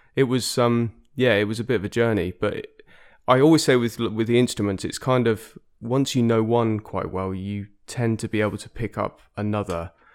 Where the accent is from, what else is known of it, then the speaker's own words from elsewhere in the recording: Exeter, South West England, United Kingdom; moved away; also born or lived in London; I grew up in Devon, uh, in Exeter, which is actually where I am now